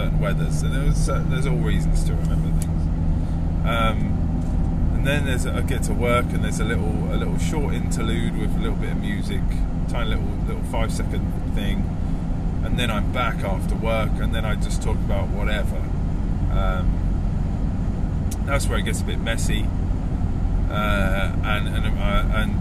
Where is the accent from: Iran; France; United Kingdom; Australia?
United Kingdom; I'm British